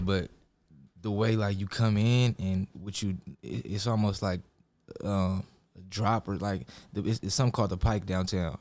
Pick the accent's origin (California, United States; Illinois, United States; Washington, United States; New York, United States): California, United States; Lakewood; also born or lived in Long Beach, United States; I'm really from Lakewood all the way.